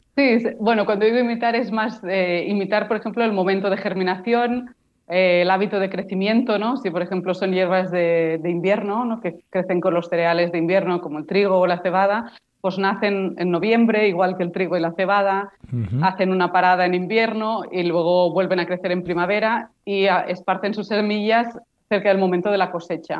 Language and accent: Spanish; Barcelona, Catalonia, Spain; Yo soy de Barcelona